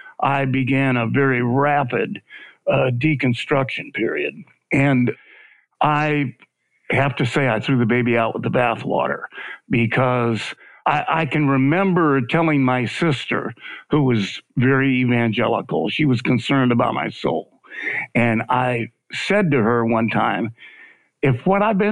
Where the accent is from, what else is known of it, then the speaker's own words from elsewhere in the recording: Michigan, United States; also born or lived in Arizona / California; now in Memphis, United States; I was raised in Michigan, and I left Michigan in the 70s.